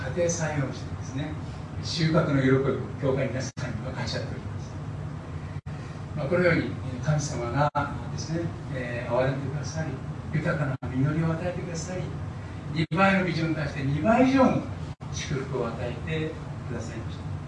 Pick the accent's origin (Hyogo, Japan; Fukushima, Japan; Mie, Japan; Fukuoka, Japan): Fukushima, Japan; Koriyama; moved away; 私は東北の農家の出身ですので